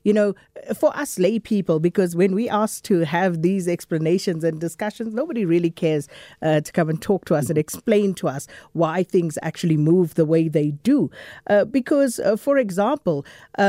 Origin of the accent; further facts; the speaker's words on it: South Africa; us as South African consumers